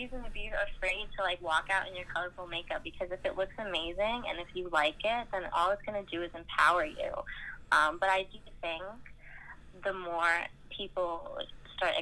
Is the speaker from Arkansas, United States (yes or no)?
no; Long Island, New York, United States; I'm from Long Island, New York.